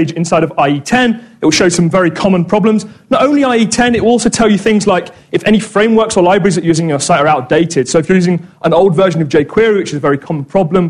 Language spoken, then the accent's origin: English; Corby, East Midlands, United Kingdom; moved away; I'm actually from Corby